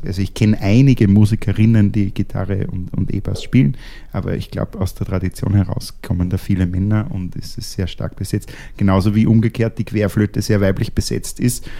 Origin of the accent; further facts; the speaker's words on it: Austria; als Österreicher